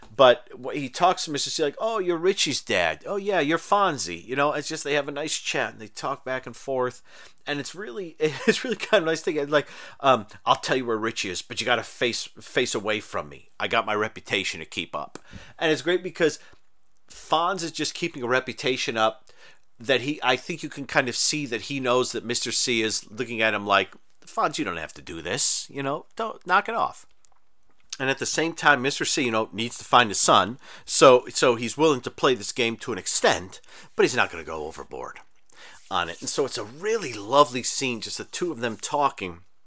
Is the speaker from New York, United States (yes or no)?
yes; Rochester, New York, United States; also born or lived in Texas / Mexico; I grew up in Rochester, New York, where it gets cold